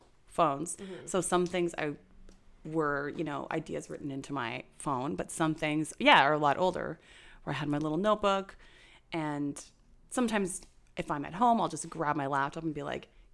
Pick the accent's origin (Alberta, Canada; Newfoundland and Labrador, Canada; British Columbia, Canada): British Columbia, Canada; Fruitvale; moved away; I grew up in Fruitvale, British Columbia